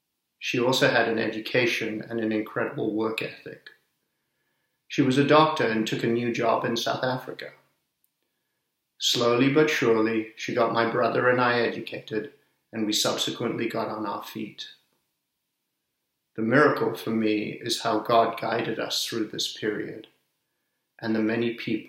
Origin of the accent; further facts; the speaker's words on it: Sri Lanka; also born or lived in Zambia / Zimbabwe / England; now in United States; I'm originally from Sri Lanka, but grew up in Zambia, Zimbabwe, and England, and then came to America.